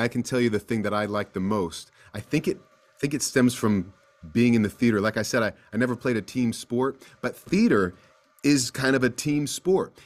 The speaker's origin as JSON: {"language": "English", "region": "East Coast", "country": "United States", "said": "I'm from the East Coast"}